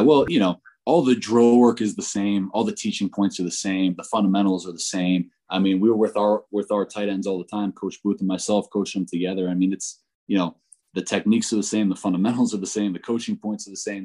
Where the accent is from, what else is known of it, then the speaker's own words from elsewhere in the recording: Northeast, United States; moved away as an adult; also born or lived in Florida / Ohio; now in Fort Collins, United States; I was born and raised in the Northeast